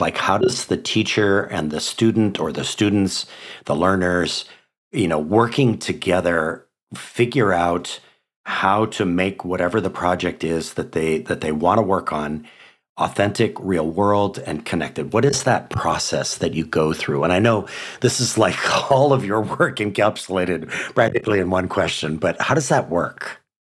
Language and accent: English; Hawaii, United States; five public schools in my home state of Hawaii